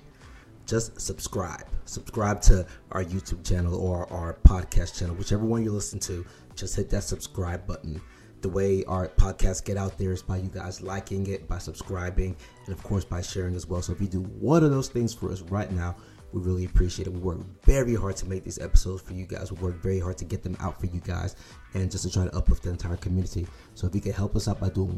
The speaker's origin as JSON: {"language": "English", "town": "League City", "region": "Texas", "country": "United States", "tie": "born or raised there", "said": "I grew up in League City right outside of Houston"}